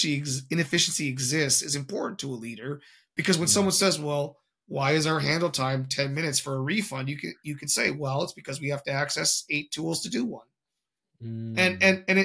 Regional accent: Canada; I'm Canadian

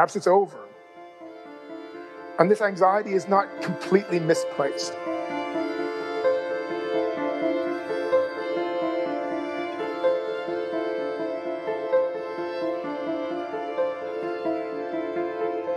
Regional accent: St. John's, Newfoundland and Labrador, Canada; my hometown of St. John's

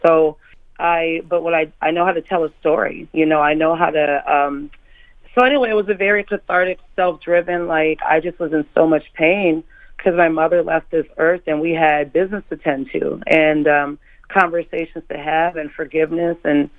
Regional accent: Minneapolis, Minnesota, United States; I'm from Minneapolis, you know, so … and that Minneapolis sound is just as important to me as anything else.

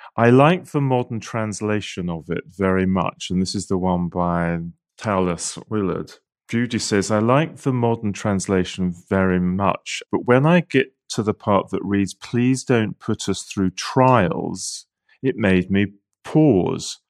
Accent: United Kingdom; I'm British

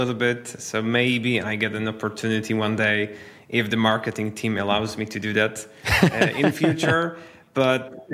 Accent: Wrocław, Lower Silesian Voivodeship, Poland; I'm actually in my hometown, which is Poland, Wrocław, one of the major cities west south of Poland.

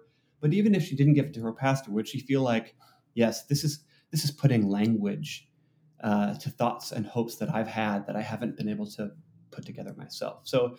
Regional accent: Seattle, Washington, United States; which, I'm from Seattle, everyone's heard of Amazon.com

